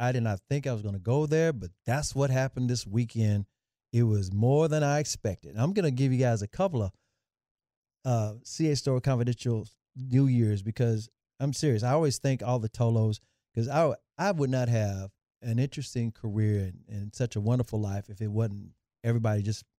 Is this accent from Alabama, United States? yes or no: no; Memphis, Tennessee, United States; I grew up in Memphis. My mom's family's all in Oklahoma.